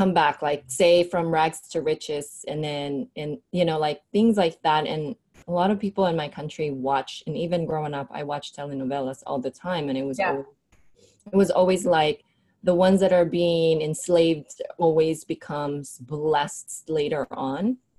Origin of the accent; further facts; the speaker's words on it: Philippines; moved away; I came from the Philippines and it's a Catholic country, very heavy.